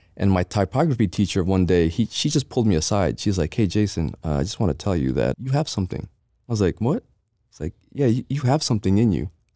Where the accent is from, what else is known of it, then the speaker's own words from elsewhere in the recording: Jersey City, New Jersey, United States; moved away as an adult; also born or lived in Philippines / Edison, New Jersey; now in Las Vegas, United States; Jersey when I was two, so I, I grew up in Jersey